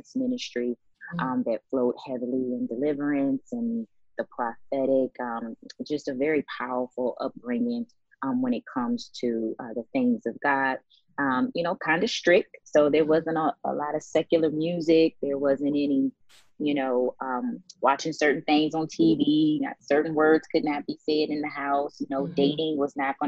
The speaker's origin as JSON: {"language": "English", "town": "Washington", "region": "District of Columbia", "country": "United States", "tie": "born or raised there", "also_born_or_lived": "Maryland", "moved": "as an adult", "lives_now": "Dallas, United States", "said": "I'm actually from Washington, D.C. I grew up in the DMV area."}